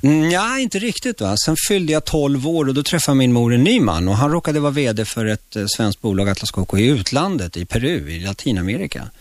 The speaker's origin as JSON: {"language": "Swedish", "town": "Stockholm", "region": "Stockholm County", "country": "Sweden", "tie": "born or raised there", "also_born_or_lived": "Chile", "second_language": "Swedish"}